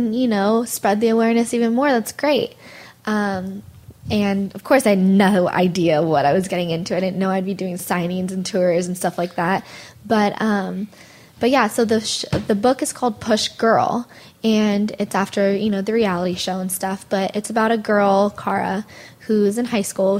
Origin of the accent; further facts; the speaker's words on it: Monterey, California, United States; moved away as an adult; now in North Hollywood, United States; my parents still live up in Monterey, so I'm originally from Monterey